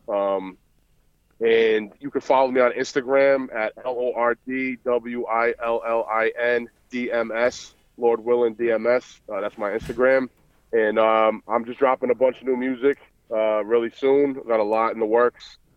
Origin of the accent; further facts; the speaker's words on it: Providence, Rhode Island, United States; accent: Boston; I'm actually from Providence, Rhode Island, but I'm in Boston all the time, so I'm back and forth. But it's kind of a similar accent.